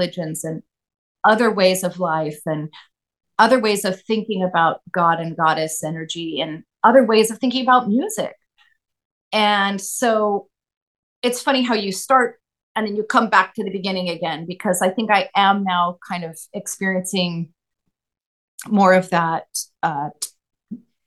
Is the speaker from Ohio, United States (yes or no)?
no; Claremont, California, United States; also born or lived in Los Angeles, United States / St. Helena, United States; and then we moved to Claremont